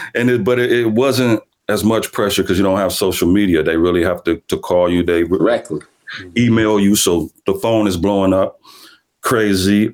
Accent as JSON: {"language": "English", "town": "Omaha", "region": "Nebraska", "country": "United States", "tie": "born or raised there"}